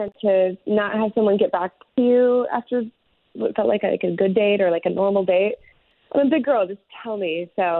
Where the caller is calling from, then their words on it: Ocoee, Florida, United States; I'm calling from Ocoee.